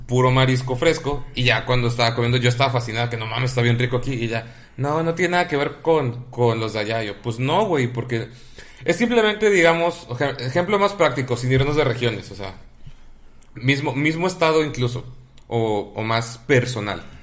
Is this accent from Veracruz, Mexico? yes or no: no; Mexico City, Mexico; Siempre te hemos dicho que eres pipope, carnal. No hay pedo. Y cuando me dicen pipope, digo que soy chilango.